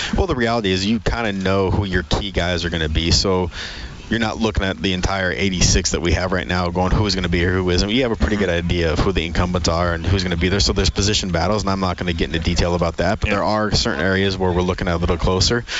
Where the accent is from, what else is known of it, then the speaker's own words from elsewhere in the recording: Great Falls, Montana, United States; moved away; I grew up in in Great Falls, Montana, at CMR